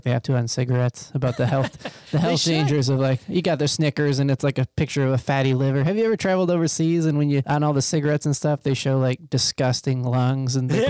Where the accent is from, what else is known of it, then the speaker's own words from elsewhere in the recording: Midwest, United States; So I grew up in the Midwest